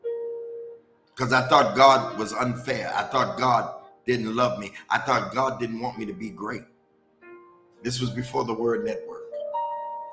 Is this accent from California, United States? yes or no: yes; Los Angeles, California, United States; moved away; also born or lived in Louisiana / Detroit; I was born in Los Angeles